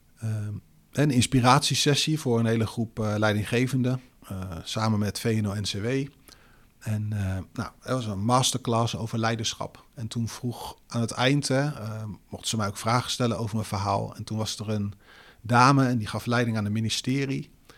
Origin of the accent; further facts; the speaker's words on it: Netherlands; wij als Nederlanders